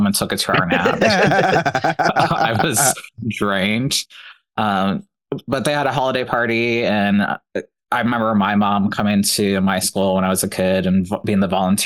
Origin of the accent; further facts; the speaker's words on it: Lima, Ohio, United States; moved away; I'm from Lima, Ohio